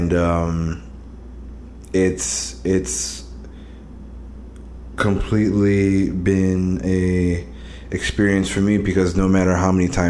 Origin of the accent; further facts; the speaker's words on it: New York City, New York, United States; also born or lived in Elmont, Long Island, New York; I grew up and was born in Queens, Cambria Heights, New York City, and for the first decade of my life, and then I moved to Long Island, the very border of it, in a town called Elmont